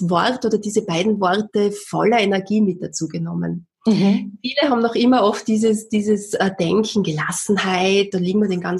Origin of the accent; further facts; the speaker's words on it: Austria; war damals als Erzieherin oder bei uns in Österreich sagt man Kindergärtnerin tätig